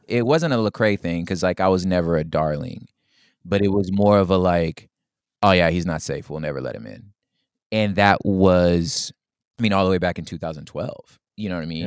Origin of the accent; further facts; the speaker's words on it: Los Angeles, California, United States; my grandmother was in the Watts riots, like, my, we're from Los Angeles, my father was a Black Panther